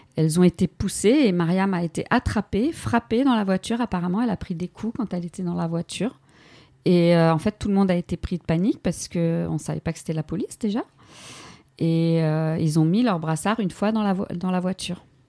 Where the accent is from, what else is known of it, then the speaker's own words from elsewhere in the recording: France; En tant que Française